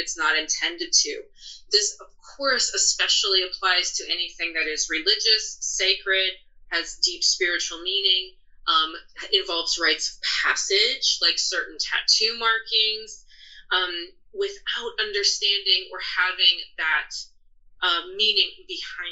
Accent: United States; being born an American

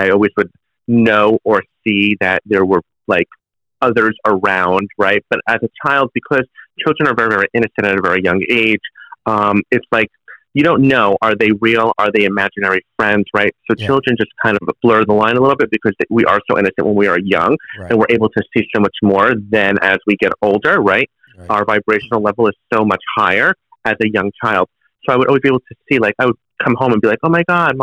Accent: New Jersey, United States; I'm born and raised in New Jersey

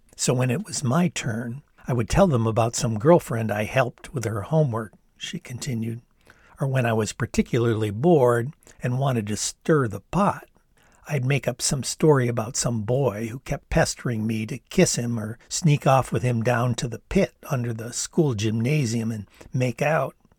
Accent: Ann Arbor, Michigan, United States; the very dynamic political milieu that was my hometown of Ann Arbor

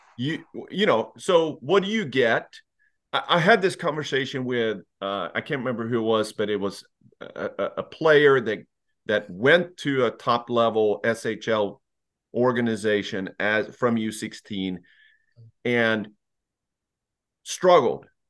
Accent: Lexington, United States; I was part of organization growing up in Lexington

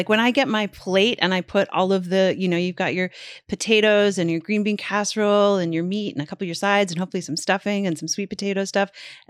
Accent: Canada; but as a Canadian, I'd never had it before.

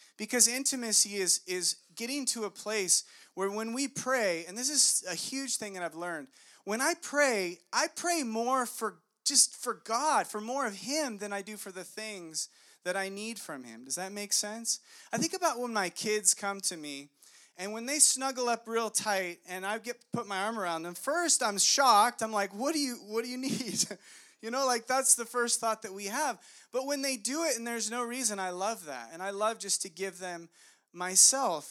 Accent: Monrovia, California, United States; I went to elementary school in Monrovia

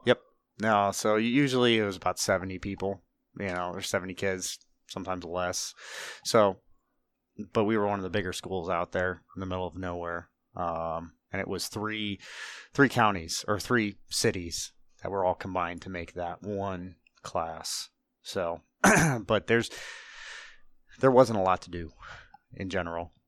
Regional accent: Northeast Ohio, United States; grew up in Ohio, uh, Northeast Ohio, way out in the middle of nowhere

